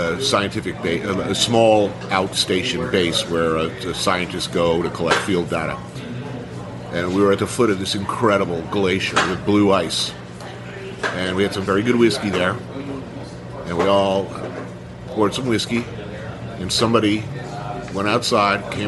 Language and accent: English; New York, United States; I'm a New Yorker